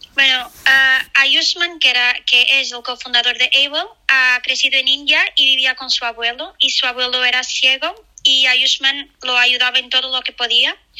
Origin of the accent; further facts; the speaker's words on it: Portugal; Spanish is a second language; moved away; also born or lived in Spain; soy portuguesa, pero he vivido en España